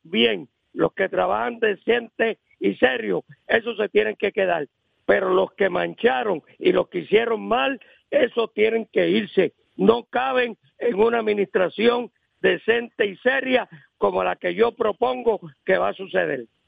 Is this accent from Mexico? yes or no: no; Aguas Buenas, Puerto Rico